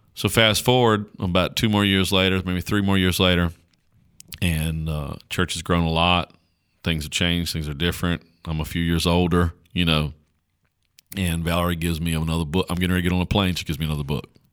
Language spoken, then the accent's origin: English; Caswell County, North Carolina, United States; accent: country; I talk like a, like a country bumpkin from Caswell County, North Carolina, 'cause I am a country bumpkin from Caswell County, North Carolina.